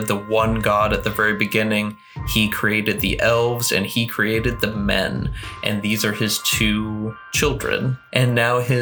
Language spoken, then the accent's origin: English; United States; As an American in 2020